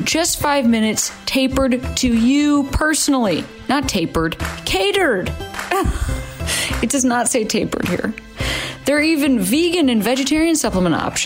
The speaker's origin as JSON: {"language": "English", "town": "Chicago", "region": "Illinois", "country": "United States", "moved": "yes", "lives_now": "Los Angeles, United States", "said": "I'm from Chicago originally"}